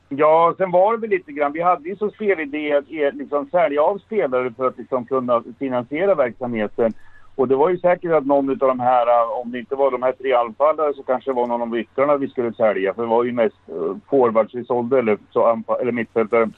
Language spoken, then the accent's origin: Swedish; Sweden; som vi svenskar brukar säga